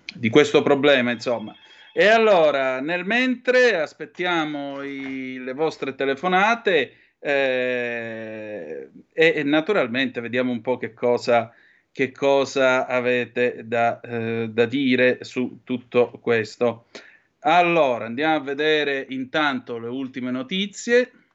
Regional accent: Vibo Valentia, Calabria, Italy; sono di Vibo Valencia

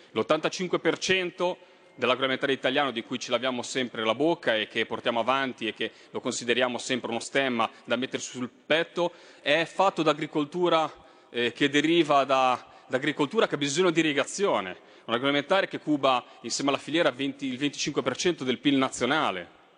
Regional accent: Liguria, Italy; lo dico da Ligure

